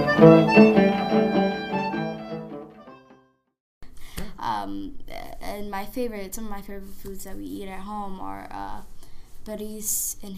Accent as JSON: {"language": "English", "country": "United States", "tie": "born or raised there", "said": "I was born in the United States"}